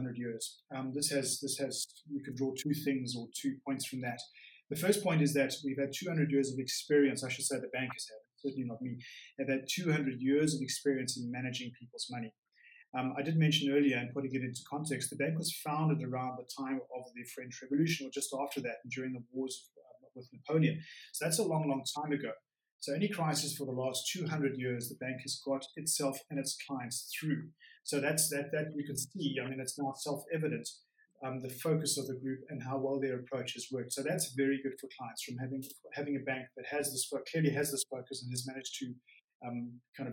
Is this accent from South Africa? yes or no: yes; South Africa; moved away as an adult; now in Geneva, Switzerland; I am from South Africa. I did university and school there